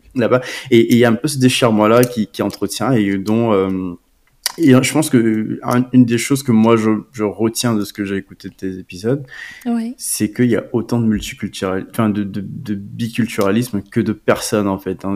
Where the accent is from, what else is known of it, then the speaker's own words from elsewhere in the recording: Côte d’Ivoire; moved away as an adult; now in France; je suis né en Côte d'Ivoire. Euh, j'ai, euh, j'ai étudié une bonne partie euh, de ma vie en Côte d'Ivoire